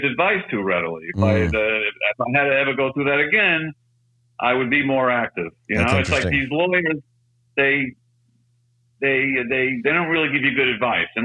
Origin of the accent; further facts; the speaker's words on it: New York, United States; I grew up in New York